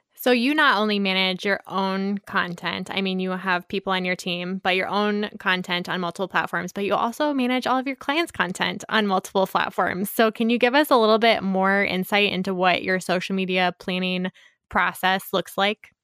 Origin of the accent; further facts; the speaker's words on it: Monticello, Iowa, United States; I grew up in Monticello, which is very close to Cascade